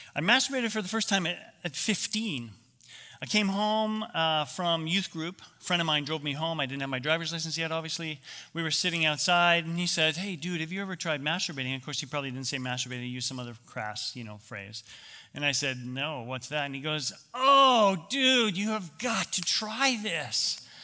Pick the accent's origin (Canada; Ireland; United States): Canada; I grew up in Canada